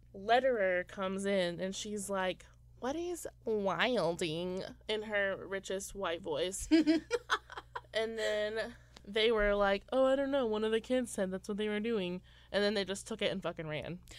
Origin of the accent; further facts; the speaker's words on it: Indiana, United States; moved away; I'm from Indiana. Didn't know anyone of color.